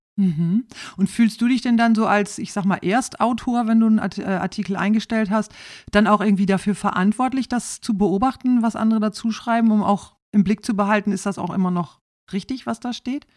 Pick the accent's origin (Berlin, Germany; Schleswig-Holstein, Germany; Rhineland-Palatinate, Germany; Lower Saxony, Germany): Lower Saxony, Germany; East Frisia; ich stamme aus Ostfriesland.